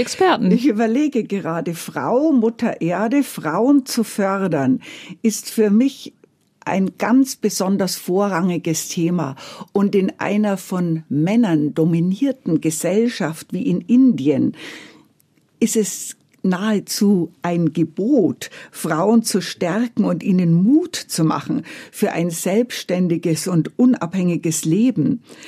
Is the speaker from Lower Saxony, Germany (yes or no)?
no; Bavaria, Germany; mein bayerisches Herz